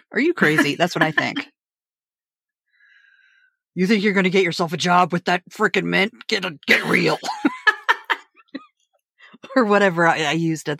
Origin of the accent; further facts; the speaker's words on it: Appalachia, United States; I definitely feel like I'm from Appalachia and I do Appalachian folk practices